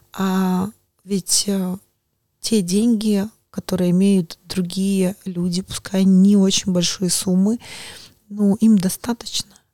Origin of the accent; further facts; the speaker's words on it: Belarus; moved away; я выросла в другой стране, может быть, э, я сама из Беларуси